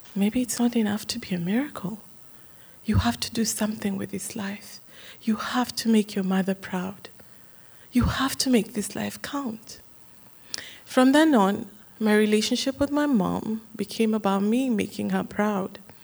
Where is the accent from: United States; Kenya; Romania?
Kenya; Growing up in Kenya